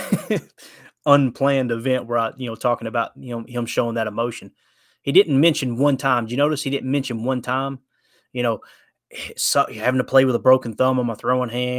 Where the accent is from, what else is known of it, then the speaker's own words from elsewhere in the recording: Kentucky, United States; I'm from Kentucky